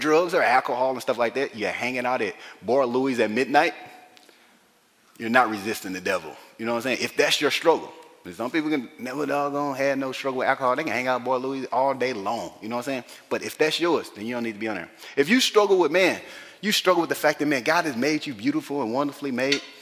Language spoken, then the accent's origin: English; the South, United States; I grew up in the South